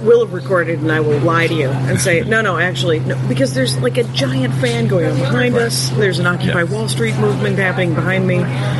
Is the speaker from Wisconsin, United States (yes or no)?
yes; Wisconsin, United States; I'm from Wisconsin. We're a practical people.